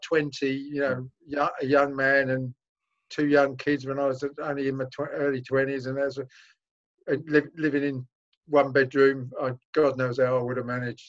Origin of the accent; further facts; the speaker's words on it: London, United Kingdom; I'm a Londoner